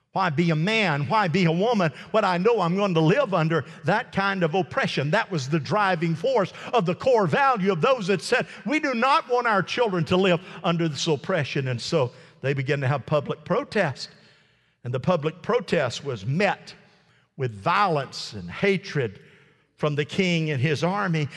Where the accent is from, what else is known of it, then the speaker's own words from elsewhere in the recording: United States; I am an American citizen